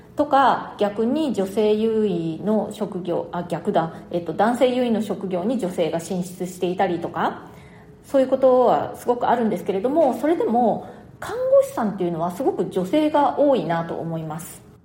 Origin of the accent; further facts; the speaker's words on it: Nagasaki, Japan; also born or lived in Tokyo, Japan; now in New York, United States; 私の、えー、生まれ故郷の長崎まだあの両親がそちらにいます